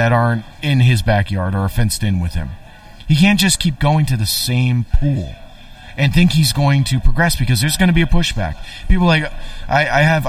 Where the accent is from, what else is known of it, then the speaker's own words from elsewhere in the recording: East End of Long Island, New York, United States; I'm from the East End of Long Island, and I voted in District 32